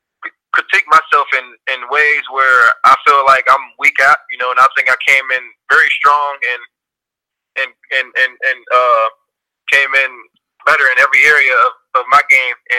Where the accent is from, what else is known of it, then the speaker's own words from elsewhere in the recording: Pittsburgh, Pennsylvania, United States; moved away as an adult; also born or lived in Cincinnati; I'm from Pittsburgh